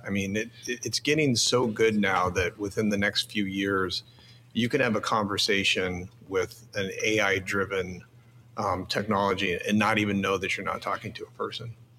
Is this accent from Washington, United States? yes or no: no; Phoenix, Arizona, United States; I grew up in Phoenix.